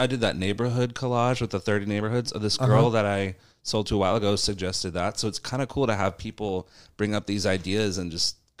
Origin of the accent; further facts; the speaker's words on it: Seminole, Florida, United States; also born or lived in St. Petersburg, Florida; I was born in 1990 in St. Pete, moved to like the Seminole Bardmore area for most of my childhood there. And then when I was right after college, I moved downtown St. Pete into Fusion. So I've kind of been here my whole life.